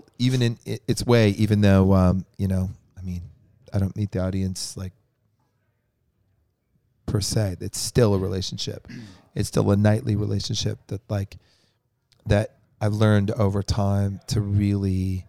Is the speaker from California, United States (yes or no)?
yes; San Francisco, California, United States; Like I'm from San Francisco. I like the Giants if they're like on the verge of going to the World Series.